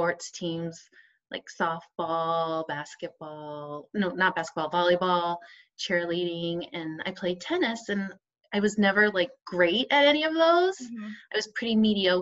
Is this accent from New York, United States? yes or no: no; Arizona, United States; now in Oregon, United States; I live in Oregon. I was raised in Arizona